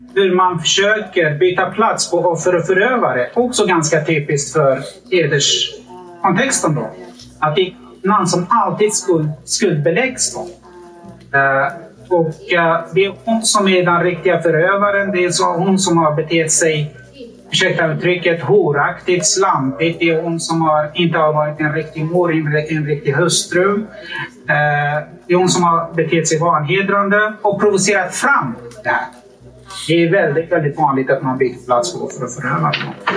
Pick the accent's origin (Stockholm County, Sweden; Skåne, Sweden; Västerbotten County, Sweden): Västerbotten County, Sweden; Umeå; min hemstad Umeå